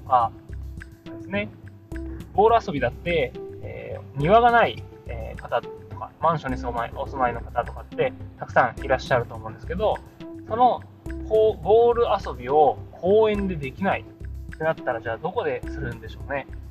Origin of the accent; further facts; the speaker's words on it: Aichi, Japan; まだ私は愛知県で、えー、多少こう、田舎の場所なので